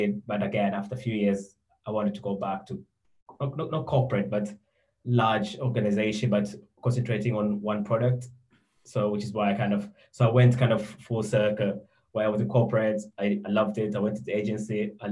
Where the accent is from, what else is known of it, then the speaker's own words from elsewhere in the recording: Tanzania; moved away as an adult; now in United Kingdom; I'm originally from Tanzania, so I think I went to school there, and I had an opportunity to come to university in the UK.